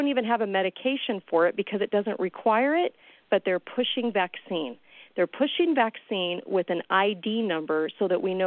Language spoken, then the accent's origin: English; California, United States; I'm from California